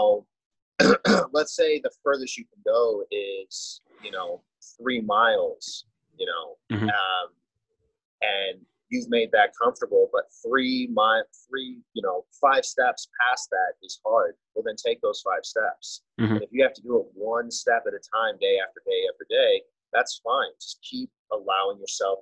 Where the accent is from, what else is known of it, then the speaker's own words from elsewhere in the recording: Las Vegas, Nevada, United States; I'm born and raised in Las Vegas